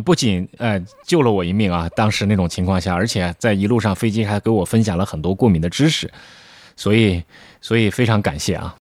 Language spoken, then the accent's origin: Chinese; northern China, China; moved away as an adult; also born or lived in Beijing; now in Shanghai, China; 我作为一个北方人现在在南方